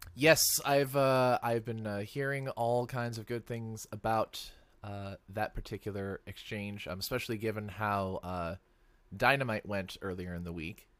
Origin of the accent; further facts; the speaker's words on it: Seattle, Washington, United States; I'm from Seattle